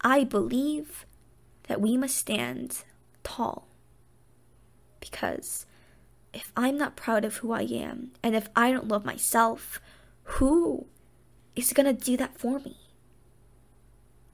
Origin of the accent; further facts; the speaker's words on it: United States; as an Asian and as American